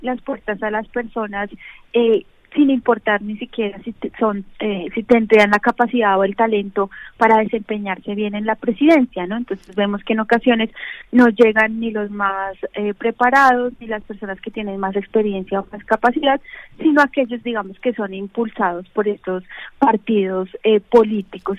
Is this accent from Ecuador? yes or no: no; Colombia; como colombianos